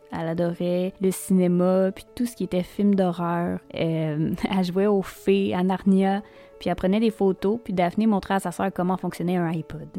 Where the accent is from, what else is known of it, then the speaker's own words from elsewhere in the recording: Quebec, Canada; chez nous, au Québec.